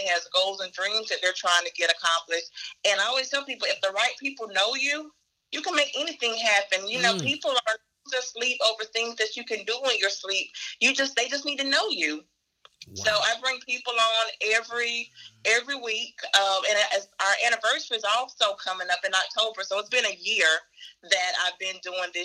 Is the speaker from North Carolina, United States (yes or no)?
yes; Cumberland County, North Carolina, United States; I am born and raised in Cumberland County, went to the military, came back.